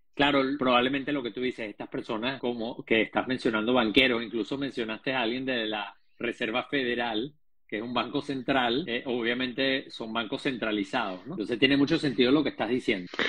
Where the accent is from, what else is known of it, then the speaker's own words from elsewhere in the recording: Venezuela; yo además te entiendo perfectamente, no solamente como venezolano